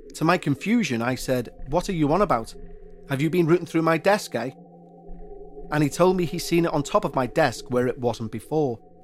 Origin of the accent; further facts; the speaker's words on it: Liverpool, North West England, United Kingdom; accent: Scouse; my hometown of Liverpool